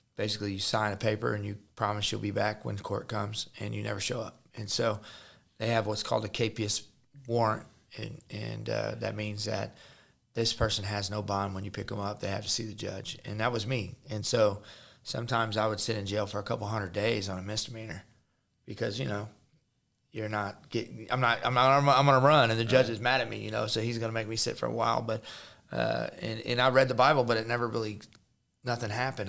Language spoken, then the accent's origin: English; Jefferson City, Missouri, United States; I'm from Jeff City, Missouri